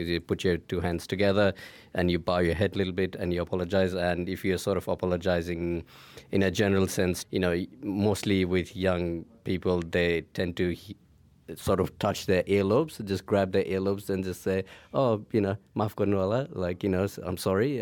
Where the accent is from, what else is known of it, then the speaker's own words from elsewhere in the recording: Nepal; I'm from Nepal